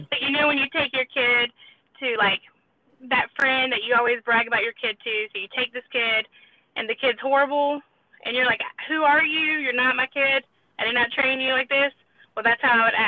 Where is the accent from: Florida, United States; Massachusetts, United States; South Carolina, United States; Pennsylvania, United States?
South Carolina, United States; I'm from South Carolina.